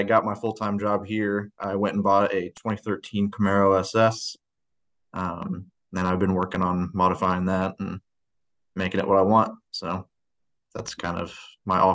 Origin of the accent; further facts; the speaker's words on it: small town near Quincy, Illinois, United States; I am from a really small town by Quincy, Illinois, if you know where that is. We're about, I don't know, probably 30 minutes east of Quincy, Illinois. We're in West Central Illinois. I grew up in a town of 600